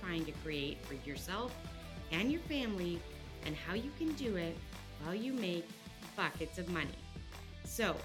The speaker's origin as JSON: {"language": "English", "region": "Alberta", "country": "Canada", "tie": "born or raised there", "also_born_or_lived": "Australia", "moved": "as an adult", "lives_now": "Texas, United States", "said": "I am a Canadian. I grew up in the Rocky Mountains in Alberta."}